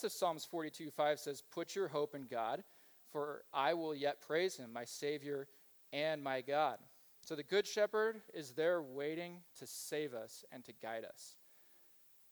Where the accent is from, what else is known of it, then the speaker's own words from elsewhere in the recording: Kansas, United States; moved away; I grew up in Kansas. I grew up in a Mennonite Brethren community